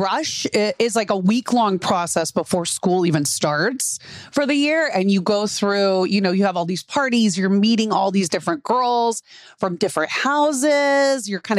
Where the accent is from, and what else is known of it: Texas, United States; born or raised there